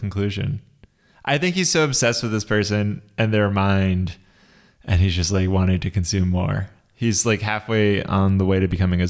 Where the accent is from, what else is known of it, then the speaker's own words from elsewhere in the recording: Philippines; But don't worry, I'm Filipino and I'm immune to the yellow fever.